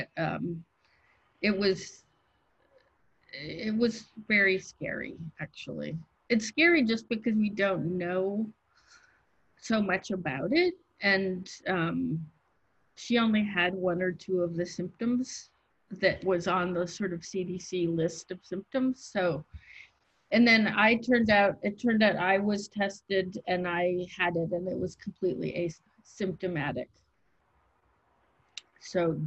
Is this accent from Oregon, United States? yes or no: yes; Oregon, United States; also born or lived in Michigan; now in New York, United States; I grew up on the West Coast and primarily in Oregon